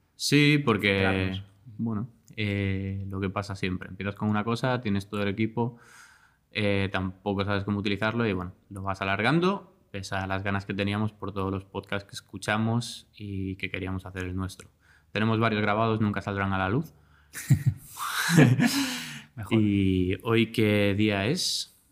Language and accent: Spanish; Galicia, Spain; moved away as an adult; also born or lived in Barcelona; yo soy gallego